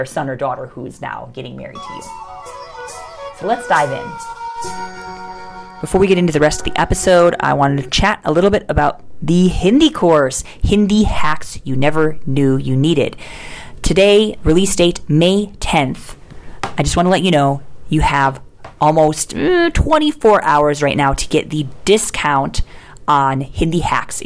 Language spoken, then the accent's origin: English; Chicago, Illinois, United States; moved away as an adult; now in India; I am originally from Chicago